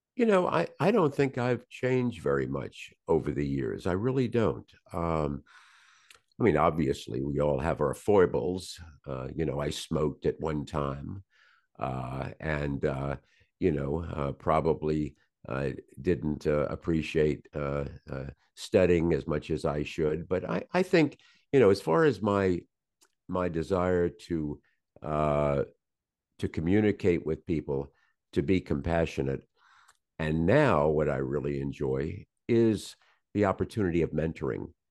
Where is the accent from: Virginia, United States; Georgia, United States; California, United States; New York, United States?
Virginia, United States; Norfolk; I was born in Norfolk, Virginia.